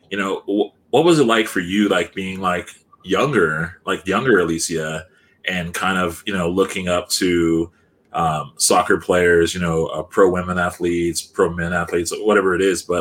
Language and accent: English; California, United States; moved away